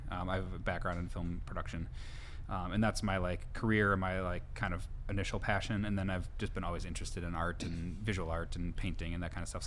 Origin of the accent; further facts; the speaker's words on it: Appleton, Wisconsin, United States; moved away as an adult; also born or lived in Chicago; I grew up here